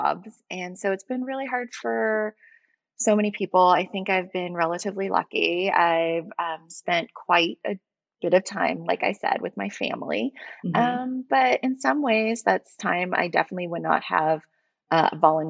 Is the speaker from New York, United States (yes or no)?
yes; New York City, New York, United States; moved away as an adult; also born or lived in California; now in New York, United States; I'm originally from Brooklyn. Mm-hmm. I grew up in Park Slope. I went to school there until I was 18